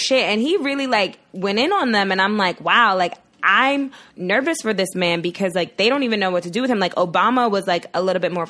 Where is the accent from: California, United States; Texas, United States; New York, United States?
New York, United States; New York City; now in Florida, United States; So I'm from Brooklyn originally, born and raised. Well, okay, I wasn't born in Brooklyn.